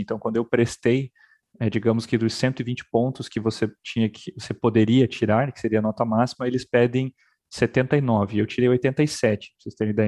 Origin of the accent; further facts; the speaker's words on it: Paranaguá, Paraná, Brazil; also born or lived in Belgium; cidade onde eu fui criado, né, cresci em Paranaguá, no Paraná